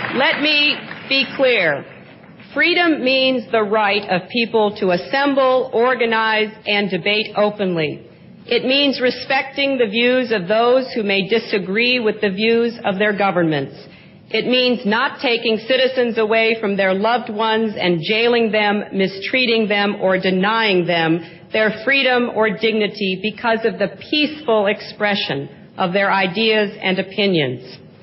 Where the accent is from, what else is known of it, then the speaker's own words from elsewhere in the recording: United States; As an American, I want to speak for women in my own country